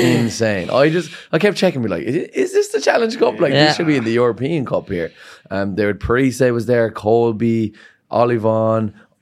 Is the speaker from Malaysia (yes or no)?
no; Ireland; Yeah, we are, of course, and we're all Irish at the end of the day.